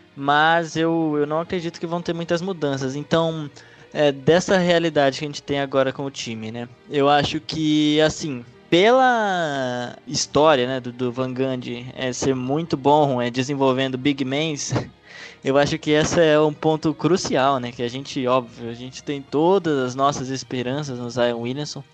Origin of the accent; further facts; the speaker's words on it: Brazil; como brasileiro